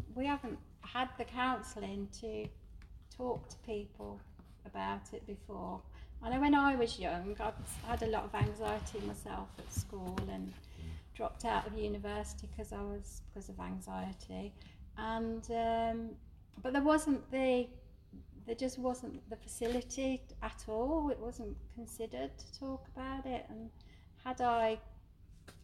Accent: Birmingham, West Midlands, United Kingdom; where I was brought up in Birmingham, in Saltley, my mum ran a shop in Saltley

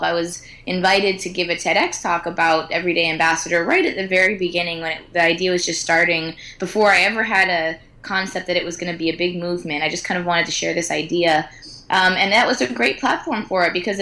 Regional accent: United States; I'm American

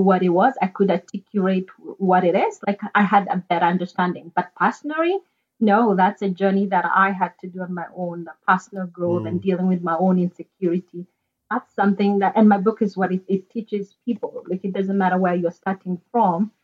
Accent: Kenya; moved away; back in Kenya, I'm from Kenya originally.

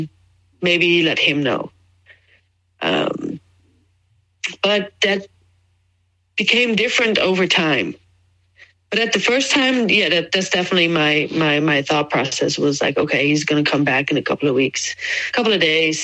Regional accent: Netherlands; moved away as an adult; also born or lived in Jacksonville, Florida, United States; I moved from Jacksonville, Florida, immigrated back to the Netherlands, where I'm from

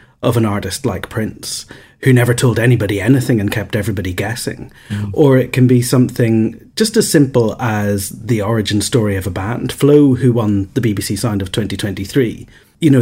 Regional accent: Northern Ireland, United Kingdom; also born or lived in Manchester / London; I grew up in Northern Ireland

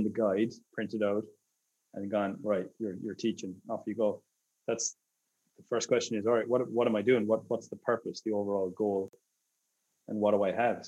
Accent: Ireland; moved away; I'm Irish.

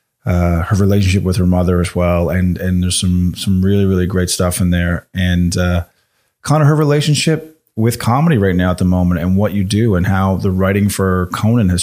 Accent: Newfoundland and Labrador, Canada; also born or lived in Halifax, Canada; now in Calgary, Canada; I'm from Newfoundland, just another province over, a little island off the coast there.

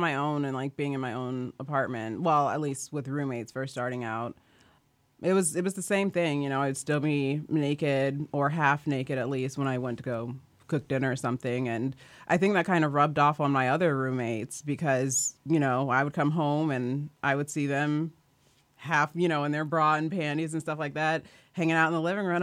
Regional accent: Kansas, United States; I grew up in Kansas.

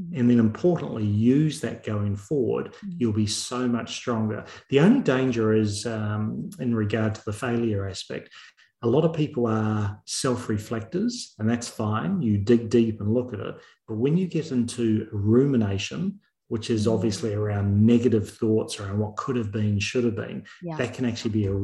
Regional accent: New Zealand; moved away; also born or lived in United Kingdom / Australia / Chicago / Netherlands; I'm from New Zealand. And New Zealand, we're not renowned for too many things, but our major thing is our rugby

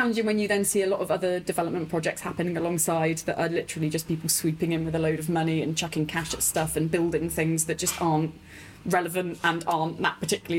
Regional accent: Corfe Castle, South West England, United Kingdom; I grew up in Dorset on the south coast.

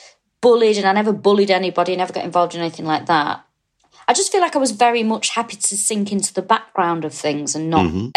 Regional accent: Manchester, North West England, United Kingdom; moved away as an adult; now in London, United Kingdom; I was brought up in Manchester, lived there all my life

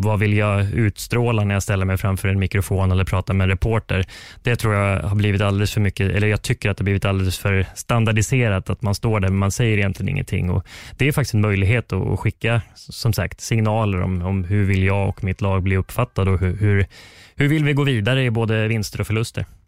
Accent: Västerås, Västmanland, Sweden; now in Karlstad, Sweden; tennisplanerna hemma i Västerås

